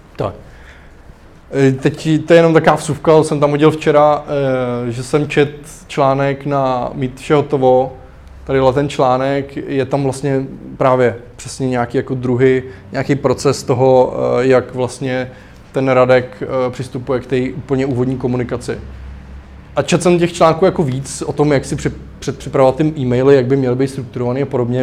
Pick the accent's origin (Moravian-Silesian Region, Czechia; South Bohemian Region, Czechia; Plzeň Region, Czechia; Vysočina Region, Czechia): Plzeň Region, Czechia; Klatovy; moved away; u nás v Klatovech, kde jsem, jako, vyrůstal